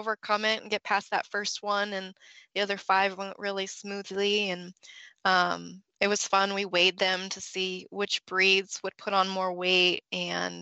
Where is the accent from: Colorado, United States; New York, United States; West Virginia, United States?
Colorado, United States; moved away as an adult; also born or lived in Fort Collins, Colorado; now in Georgia, United States; I grew up in Colorado